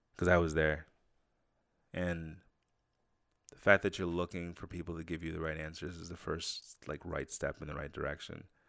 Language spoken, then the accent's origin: English; Saratoga, United States; growing up in Saratoga.